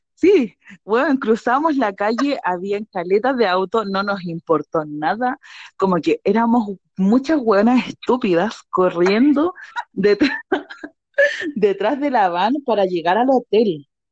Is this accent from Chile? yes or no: yes; Santiago, Santiago Metropolitan Region, Chile; yo soy de Santiago